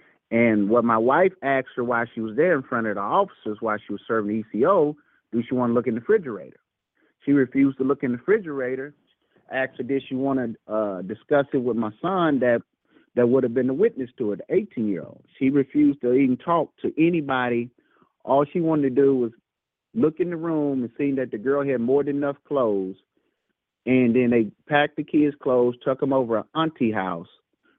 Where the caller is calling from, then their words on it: Louisville, Kentucky, United States; Okay, we're returning from Louisville from last week call. Louisville, Kentucky.